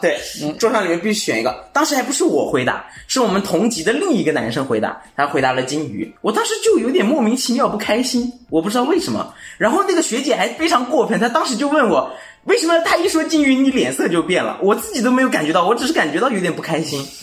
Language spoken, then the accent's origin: Chinese; Jiangsu, China; moved away; also born or lived in Chengdu; 我是江苏那边的